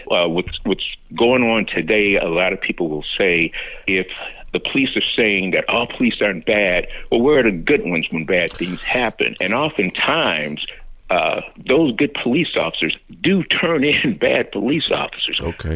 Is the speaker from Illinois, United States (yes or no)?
yes; Chicago, Illinois, United States; a young man who grew up on the south side of Chicago, mm. um, born and raised there.